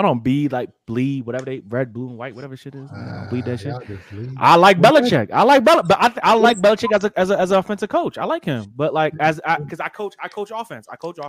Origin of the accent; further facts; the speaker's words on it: New Jersey, United States; I'm from Jersey. I'm from South Jersey.